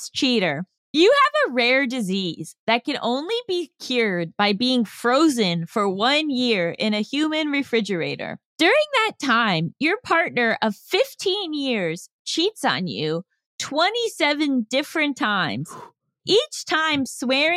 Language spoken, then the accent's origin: English; New York, United States; I was born in New York